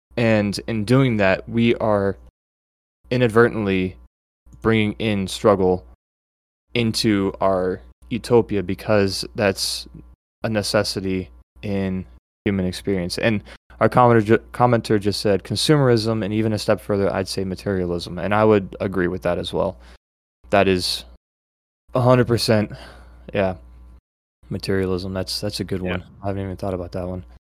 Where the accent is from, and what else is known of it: United States